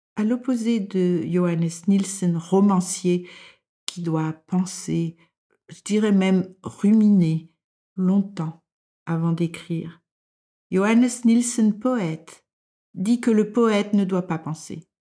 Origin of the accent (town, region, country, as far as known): France; moved away as an adult; now in Denmark